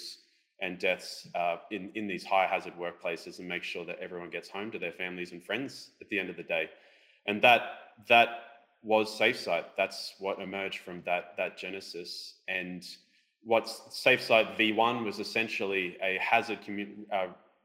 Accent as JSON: {"language": "English", "country": "Australia"}